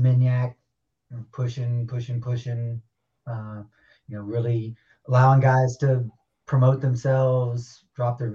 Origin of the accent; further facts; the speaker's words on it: Louisiana, Texas, the South, United States; now in Minnesota, United States; I grew up in the South, Louisiana, Texas, and I moved up to Minnesota